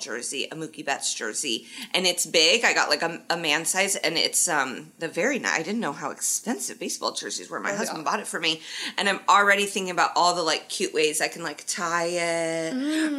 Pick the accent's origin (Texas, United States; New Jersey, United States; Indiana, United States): Indiana, United States; I'm from Indiana